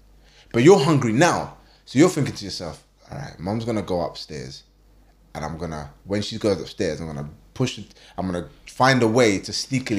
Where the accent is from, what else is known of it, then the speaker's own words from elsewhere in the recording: London, United Kingdom; I was born in the UK. I was born in London. So like I'm born and raised in London.